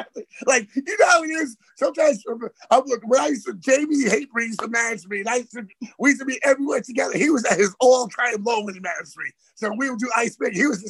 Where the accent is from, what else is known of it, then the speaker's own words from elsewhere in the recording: New York City, New York, United States; growing up in Queens, like, to me, growing up in Queens and getting through life, you could do anything.